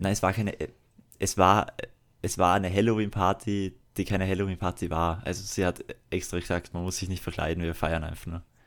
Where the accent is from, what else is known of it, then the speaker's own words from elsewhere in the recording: Salzburg, Austria; Deswegen bin ich ja Salzburger und kein Wiener